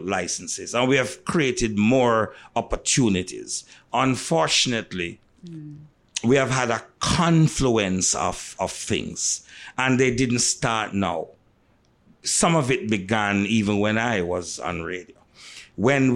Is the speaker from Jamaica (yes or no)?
yes; Montego Bay, Saint James, Jamaica; when you come from Mobe, and I grew up in a Mobe, at the time I grew up in Mobe